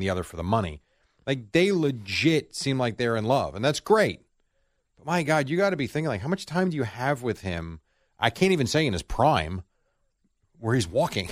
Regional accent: United States; as an American

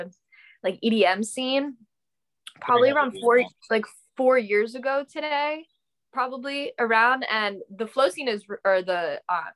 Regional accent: Fort Myers Beach, Florida, United States; now in Indianapolis, United States; my hometown, Fort Myers Beach

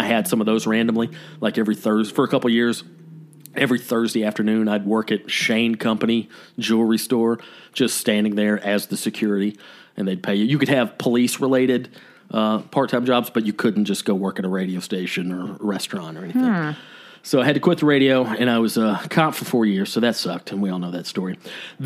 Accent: Canton, Georgia, United States; moved away; also born or lived in Athens, Georgia; I moved back home to my hometown of Canton, Georgia.

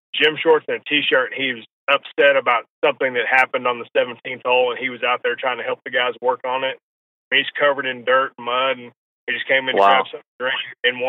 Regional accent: New England, United States; I was born in New England

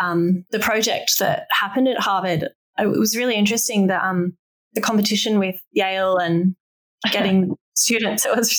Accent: Australia; now in Hong Kong; I'm from Australia where voting is compulsory. When I first left, I couldn't believe it wasn't anywhere else in the world. But now I live in Hong Kong

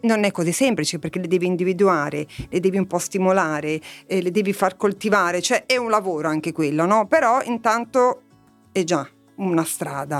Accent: Lavagna, Liguria, Italy; moved away; io sono nata a Lavagna, in una piccola cittadina

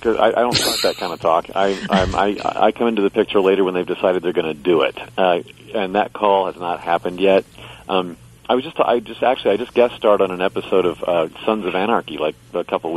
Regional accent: Indianapolis, Indiana, United States; I grew up in Indianapolis, Indiana.

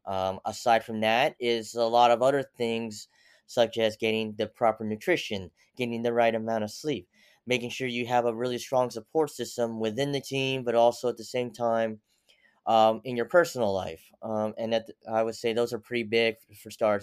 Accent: United States; also born or lived in Seoul, South Korea / Pennsylvania / Tennessee / Utica, New York; came to America when I was ten months old and grew up in the mixture of Pennsylvania and Tennessee

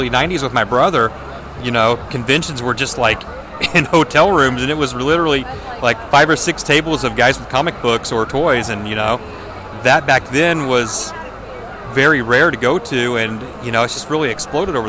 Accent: Terre Haute, Indiana, United States; my hometown

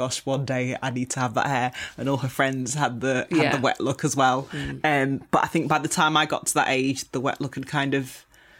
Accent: Manchester, North West England, United Kingdom; Growing up in the 80s, obviously, I mean, I grew up in South Manchester. Not many black children were at the school that I went to. I had my, you know, coarse Afro hair.

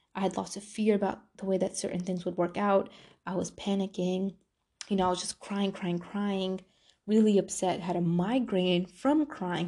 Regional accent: New York, United States; moved away; I'm from New York

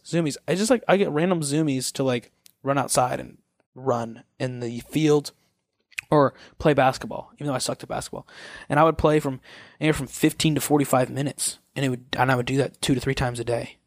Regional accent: Missouri, United States; moved away as an adult; also born or lived in Kansas City, Missouri; now in Los Angeles, United States; I'm from Missouri

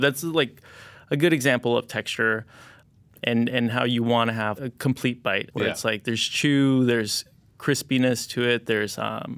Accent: California, United States; it kind of reminds me a lot of how I grew up in Southern California and being very influenced by like Baja California.

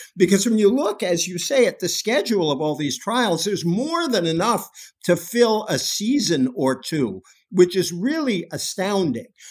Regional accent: Massachusetts, United States; I come from Massachusetts, where James Michael Curley got elected from a jail cell

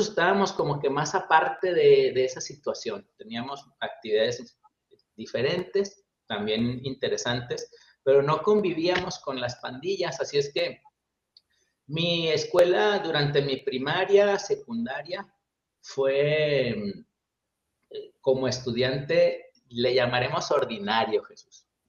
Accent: Chihuahua, Mexico; also born or lived in Monterrey; soy mexicano, nací en la ciudad de Chihuahua, en el estado de Chihuahua, en el norte de México

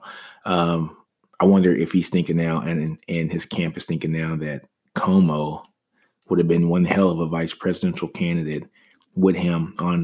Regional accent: Shreveport, Louisiana, United States; my home state, you know, of Shreveport, Louisiana

